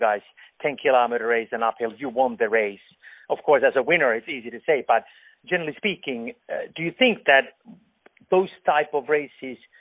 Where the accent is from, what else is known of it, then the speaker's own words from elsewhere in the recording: Finland; I'm from Finland